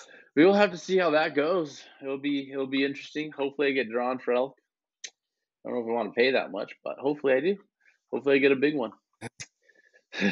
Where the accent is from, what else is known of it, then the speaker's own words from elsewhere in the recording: Arizona, United States; moved away; my home state